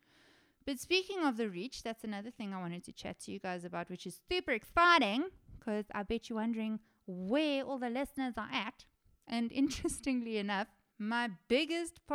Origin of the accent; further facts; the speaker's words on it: South Africa; I am South African